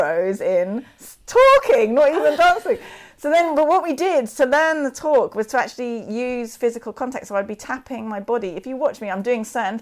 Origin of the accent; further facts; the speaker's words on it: London, United Kingdom; I'm from London.